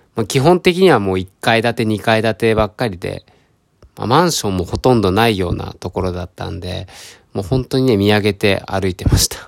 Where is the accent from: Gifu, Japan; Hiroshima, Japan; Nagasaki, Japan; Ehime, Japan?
Ehime, Japan; moved away as an adult; also born or lived in Tokyo; 僕は出身が四国の愛媛県、まあ、本当に田舎ですね